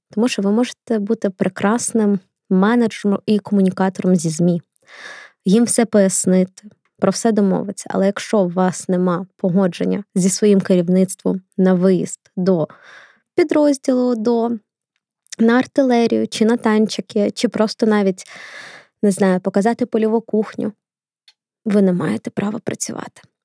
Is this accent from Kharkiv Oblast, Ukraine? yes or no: yes; Kharkiv, Kharkiv Oblast, Ukraine; Харків це моє рідне місто.